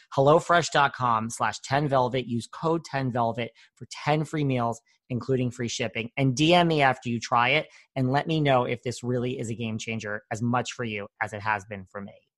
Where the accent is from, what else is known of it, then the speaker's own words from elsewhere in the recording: Connecticut, United States; I'm from Connecticut